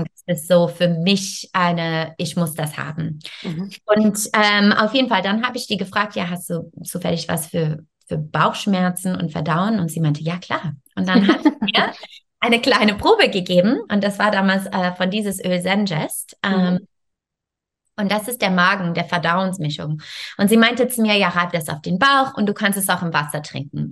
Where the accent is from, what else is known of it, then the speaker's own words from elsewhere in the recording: Canada; German is a second language; moved away as an adult; also born or lived in France; now in Germany; Ich komme ursprünglich aus Kanada ähm, und ich wohne in Deutschland ungefähr jetzt, äh, ich denke, 14 Jahre